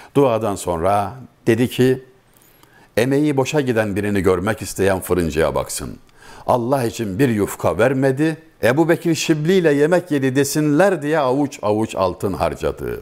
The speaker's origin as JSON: {"language": "Turkish", "town": "Çameli", "region": "Denizli", "country": "Turkey", "said": "Ben Denizliliyim, Denizli Çameliliyim."}